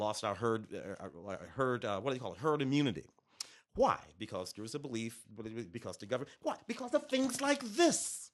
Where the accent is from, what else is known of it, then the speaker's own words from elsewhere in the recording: St. Louis, Missouri, United States; I'm from Saint Louis